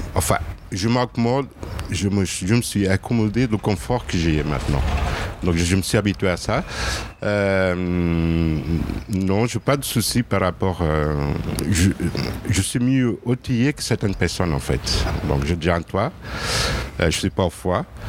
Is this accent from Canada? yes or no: no; Lisbon, Portugal; moved away as an adult; also born or lived in Burgundy; now in Lyon, France; je suis né à Lisbonne. Euh, ça fait dix ans que je suis à Lyon.